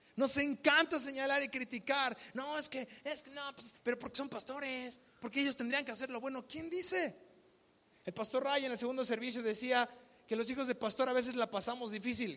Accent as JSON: {"language": "Spanish", "country": "Mexico", "said": "vivimos como mexicanos"}